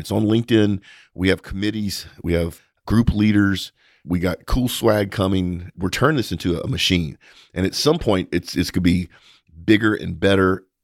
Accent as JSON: {"language": "English", "region": "Texas", "country": "United States", "said": "as a Texan"}